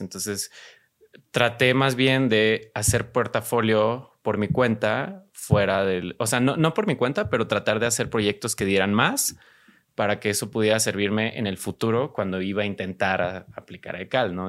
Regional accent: Guadalajara, Jalisco, Mexico; now in Mexico City, Mexico; soy de Guadalajara, ya tengo, digo, ahorita estamos en Ciudad de México, ya tengo un rato acá en Ciudad de México.

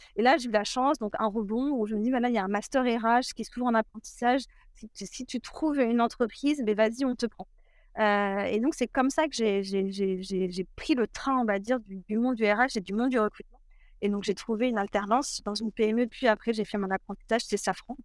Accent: a small village near Cognac, Nouvelle-Aquitaine, France; je viens d'un tout petit village à côté de, Cognac, d'une famille plutôt rurale, donc grandie autour des vignes

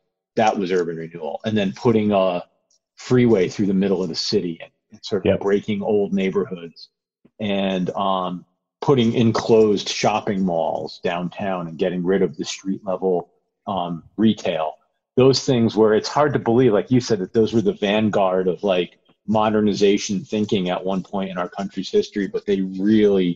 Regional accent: outside of New Haven, Connecticut, United States; I grew up outside of New Haven, Connecticut

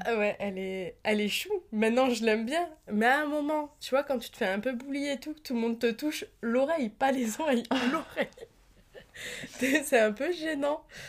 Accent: the South of France, France; je viens du Sud

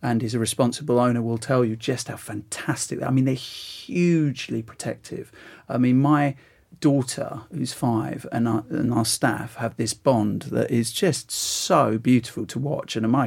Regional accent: Essex, East of England, United Kingdom; now in London, United Kingdom; I'm from Essex, like you are, Ian

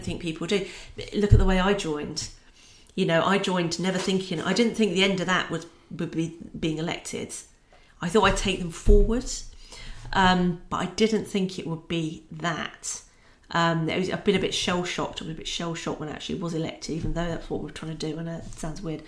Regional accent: Scotland, United Kingdom; also born or lived in London; now in Peterborough, United Kingdom; Being Scottish, I'm that bit closer to Scotland living in Peterborough than when I lived in London.

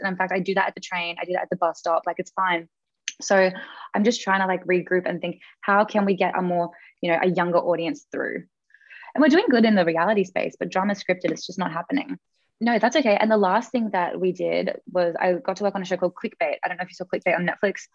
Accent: Australia; as an Australian

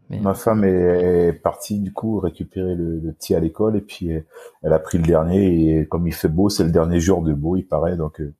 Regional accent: French Guiana, France; j'ai été victime d'un accident de voiture donc familial à l'âge de 4 ans donc euh, chez moi en Guyane française.

